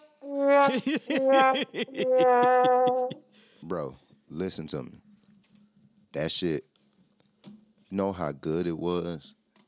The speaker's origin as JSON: {"language": "English", "town": "St. Petersburg", "region": "Florida", "country": "United States", "tie": "born or raised there", "moved": "yes", "lives_now": "Indiana, United States", "said": "I'm from Florida"}